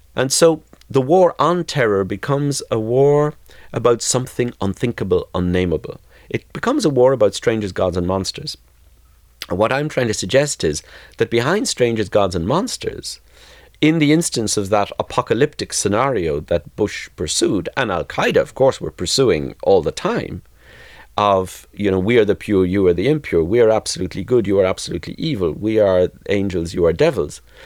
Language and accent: English; Ireland; growing up in between, which in my own small way in the South, I did too